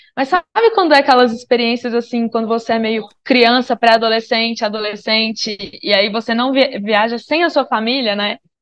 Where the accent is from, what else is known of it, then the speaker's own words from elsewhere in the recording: Minas Gerais, Brazil; moved away; sou de Minas Gerais, sou mineira, nômade